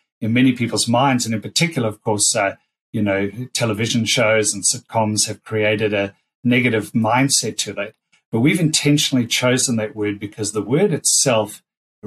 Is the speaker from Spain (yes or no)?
no; Australia; being Australian